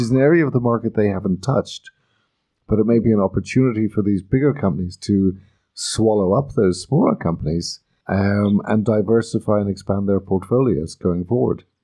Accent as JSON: {"language": "English", "country": "Ireland", "moved": "yes", "said": "I come from Ireland, as does Maeve, and in Ireland we talk to everybody"}